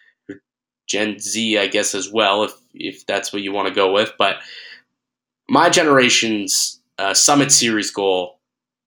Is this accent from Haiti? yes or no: no; Niagara Falls, Ontario, Canada; I'm from Niagara Falls